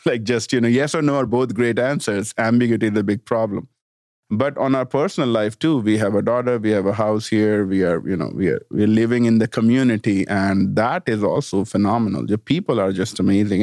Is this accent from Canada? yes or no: no; India; also born or lived in Washington, D.C. / Denver / Florida; now in Bentonville, United States; small town in India